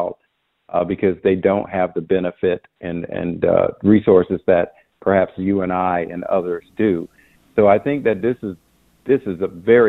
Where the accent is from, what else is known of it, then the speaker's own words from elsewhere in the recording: Belle Glade, Florida, United States; moved away as an adult; also born or lived in South Bay, Florida; now in Washington, D.C., United States; I grew up in a poor, poverty-stricken community, Belleglade, South Bay, Florida